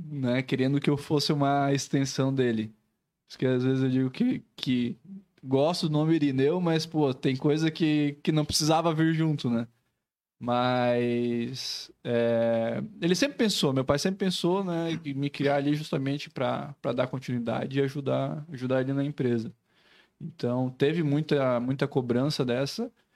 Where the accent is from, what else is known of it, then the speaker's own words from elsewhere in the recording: Joinville, Santa Catarina, Brazil; A gente é né, joinvilense mesmo, somos nascidos aqui